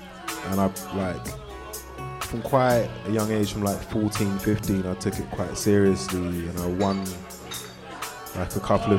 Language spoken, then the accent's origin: English; London, United Kingdom; from London, England, if you didn't guess from the accent.